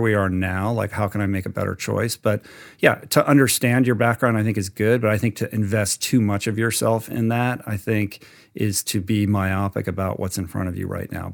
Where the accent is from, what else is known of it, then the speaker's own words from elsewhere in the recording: Washington, District of Columbia, United States; moved away as an adult; also born or lived in California; I grew up in Washington, D C